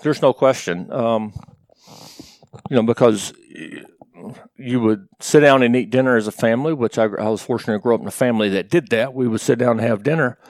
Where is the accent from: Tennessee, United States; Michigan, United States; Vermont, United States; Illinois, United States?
Tennessee, United States; Morristown; moved away as an adult; also born or lived in Knoxville, Tennessee; I was born in Morristown, grew up there, and, and uh, was fortunate to live in the same, same town until I went off to college